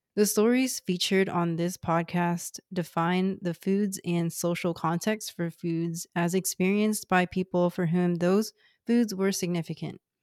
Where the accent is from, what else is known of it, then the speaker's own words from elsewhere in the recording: Houston, Texas, United States; first language Cantonese; English is a second language; I'm from Houston, Texas, one of the most ethnically and racially diverse places in the world